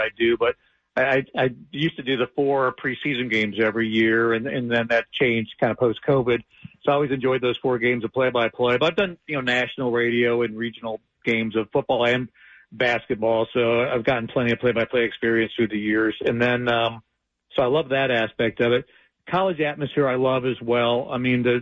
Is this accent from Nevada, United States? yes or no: no; Ohio, United States; now in Charlotte, United States; I'm from Ohio.